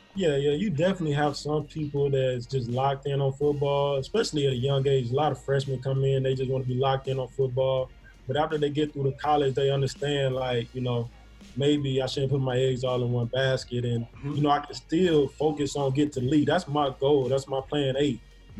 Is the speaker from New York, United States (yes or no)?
no; Florence, Alabama, United States; a lot of people from Florence and you know my area, they go to Bama, Auburn, Mississippi State